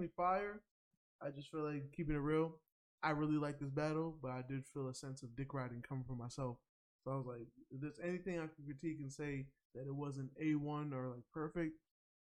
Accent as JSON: {"language": "English", "region": "New York", "country": "United States", "said": "as a New Yorker"}